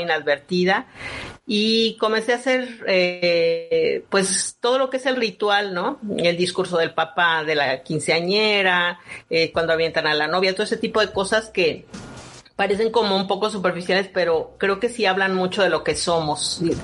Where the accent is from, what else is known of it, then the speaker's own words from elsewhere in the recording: Mexico; lo que somos como mexicanos